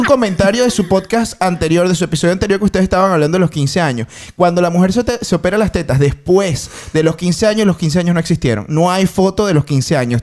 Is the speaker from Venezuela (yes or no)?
yes; Venezuela; sencillamente soy venezolano